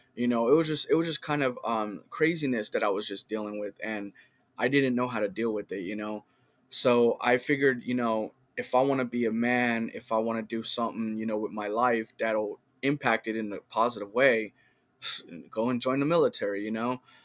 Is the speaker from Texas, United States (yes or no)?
no; Richmond, California, United States; now in Sacramento, United States; I grew up in, in Richmond